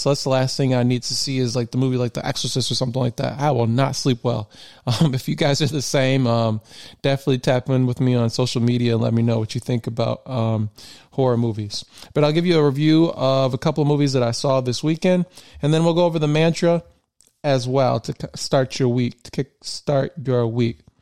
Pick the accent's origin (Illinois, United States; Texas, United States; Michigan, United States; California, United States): Michigan, United States; born and raised in Michigan.